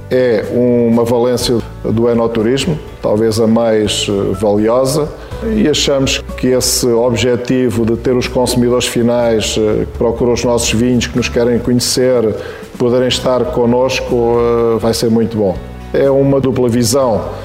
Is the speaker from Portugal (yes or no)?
yes; Quinta da Escusa, Tejo, Santarém District, Portugal; nos terrenos que eram do meu pai, que eram do meu avô e que tinham sido terrenos de antigas vinhas. Portanto, foi o sítio onde eu nasci, é o sítio que eu sempre conheci.